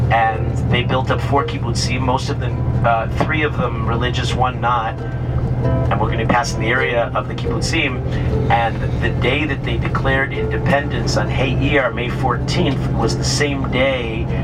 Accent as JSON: {"language": "English", "town": "Kiryat Ye'arim", "region": "Jerusalem District", "country": "Israel", "tie": "born or raised there", "said": "my hometown of Telston, of Kiryat Arim."}